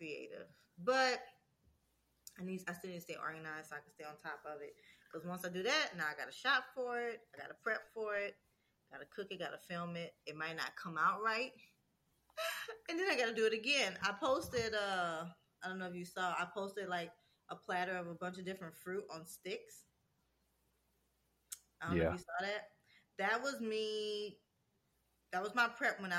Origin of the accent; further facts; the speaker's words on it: Louisiana, United States; I'm from Louisiana